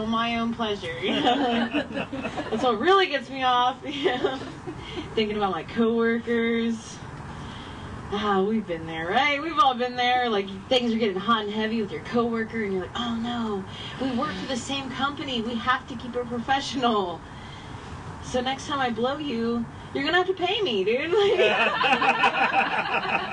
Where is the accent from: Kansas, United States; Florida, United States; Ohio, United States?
Ohio, United States; moved away; I grew up in Ohio.